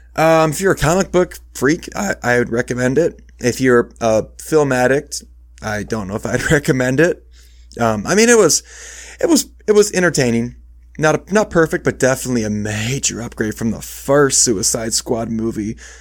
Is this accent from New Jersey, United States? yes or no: no; Iowa, United States; also born or lived in Michigan; I moved from Michigan where I was born to Iowa when I was five, but I've never lived, like, far away